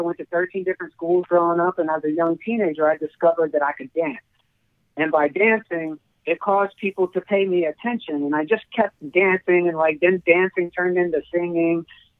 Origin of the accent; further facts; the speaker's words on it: Kansas City, Missouri, United States; I'm originally from Kansas City, Missouri.